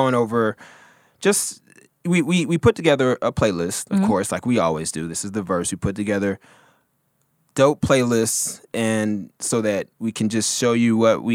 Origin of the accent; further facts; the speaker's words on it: the South, Texas, United States; I'm from the South, and I'm talking about, like, Texas-wise